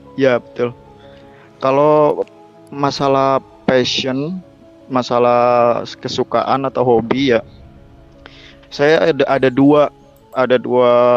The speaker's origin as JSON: {"language": "Indonesian", "town": "Cilacap", "region": "Central Java", "country": "Indonesia", "moved": "yes", "lives_now": "Jakarta, Indonesia", "said": "aku tuh asalnya dari kota Cilacap"}